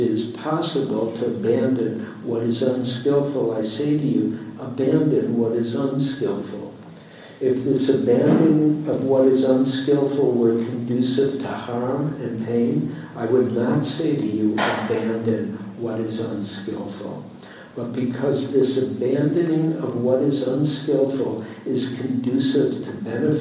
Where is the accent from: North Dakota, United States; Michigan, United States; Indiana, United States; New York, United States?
Michigan, United States; Detroit; now in San Francisco, United States; I was born in Detroit, raised in Detroit